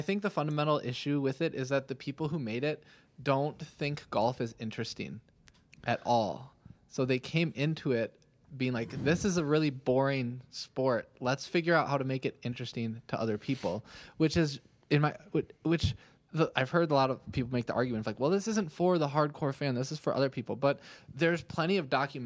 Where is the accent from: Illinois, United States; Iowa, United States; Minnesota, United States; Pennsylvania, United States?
Minnesota, United States; I'm from Minnesota